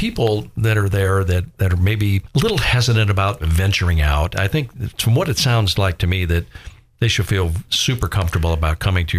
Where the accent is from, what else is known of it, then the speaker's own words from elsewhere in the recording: Florida, United States; moved away; I grew up in Florida.